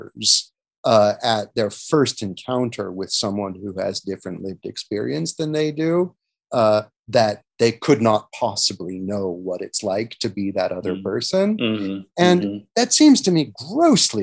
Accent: United States; moved away as an adult; also born or lived in Europe; assessing my home country differently in a way that I don't think I would have got to do if I'd spent my entire life in the United States

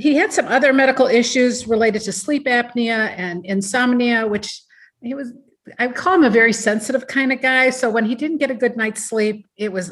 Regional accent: Ohio, United States; also born or lived in Seattle, Washington; now in Madison, United States; I was born in Seattle, Washington, but I was raised and educated in Ohio

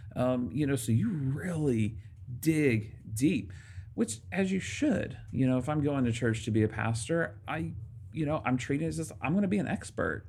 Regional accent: Arkansas, United States; moved away; I grew up in Arkansas

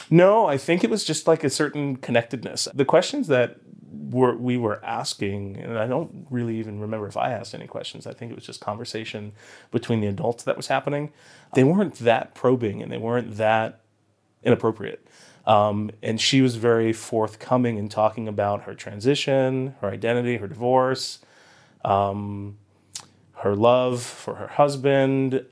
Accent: Boynton Beach, Florida, United States; also born or lived in Huntington, Long Island, New York / San Francisco; I think I was nine years old, um, is when we moved to South Florida, Boynton Beach

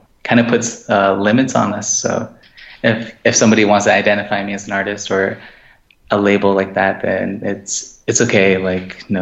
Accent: Gallup, New Mexico, United States; now in Fort Wingate, United States; I am from Gallup, New Mexico. I live in Fort Wingate

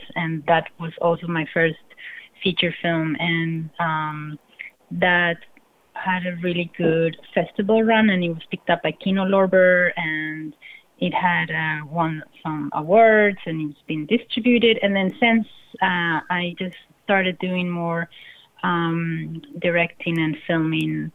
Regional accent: Bogotá, Colombia; moved away; I'm coming from Colombia, from Bogota, and in the 90s

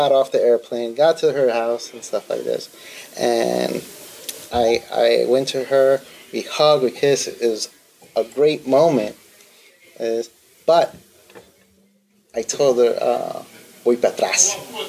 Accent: New York City, New York, United States; moved away as an adult; also born or lived in Jackson Heights, Queens / born in another country; now in Jersey City, United States; I grew up in Richmond Hill, Queens, and at that time there was tons of Boricuas there.

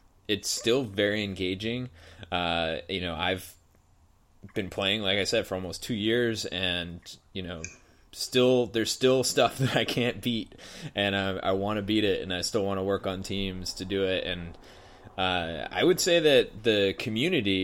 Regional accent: New England, United States; moved away as an adult; now in California, United States; even though I grew up on the East Coast, I have not been back to do anything in the Adirondacks. I was in New England

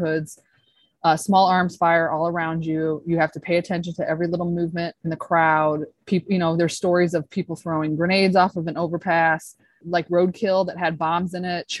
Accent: St. Louis, Missouri, United States; moved away as an adult; I grew up in St. Louis, Missouri

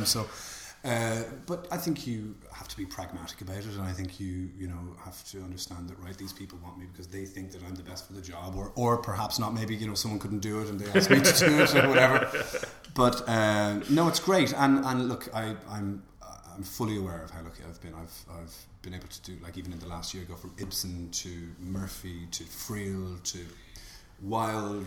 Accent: Killiney, Leinster, Ireland; we grew up in Killiney

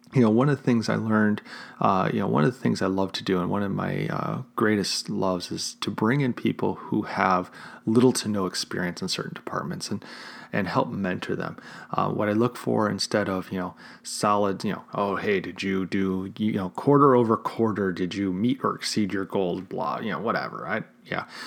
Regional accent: Chicago, Illinois, United States; my hometown of Chicago.

